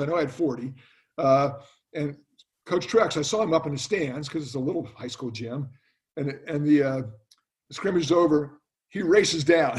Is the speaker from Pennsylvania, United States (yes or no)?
yes; Millersville, Pennsylvania, United States; moved away as an adult; my little hometown was a college town uh, where my father taught. It's now called Millersville University